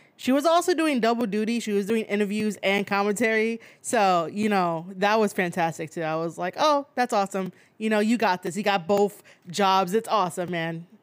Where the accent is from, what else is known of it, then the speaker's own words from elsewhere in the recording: New York City, New York, United States; also born or lived in Bronx, New York; I was born and raised in Manhattan, and now I stay in the Bronx.